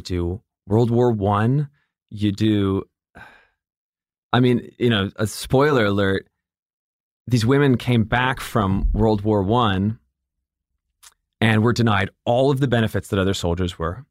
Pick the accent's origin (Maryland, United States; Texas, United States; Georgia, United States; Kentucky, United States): Georgia, United States; Atlanta; also born or lived in Michigan; from, uh, Michigan, and then I grew up in Atlanta